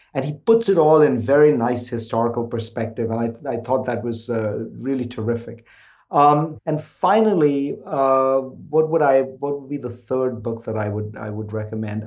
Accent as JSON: {"language": "English", "country": "India", "tie": "born or raised there", "moved": "yes", "lives_now": "United States", "said": "When I was growing up in India"}